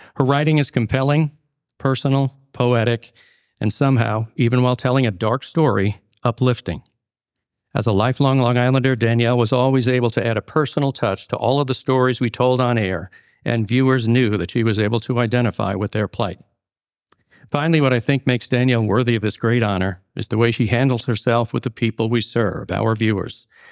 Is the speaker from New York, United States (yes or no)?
yes; Syosset, New York, United States; I grew up in Syosset in the early seventies